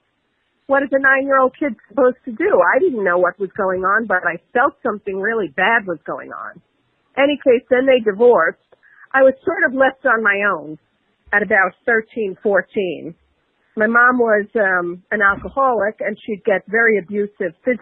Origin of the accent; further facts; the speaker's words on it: New York City, New York, United States; also born or lived in Queens, New York City; I'm from the Bronx in New York City originally. During the age of when rap was just coming of age, we moved to another borough of Queens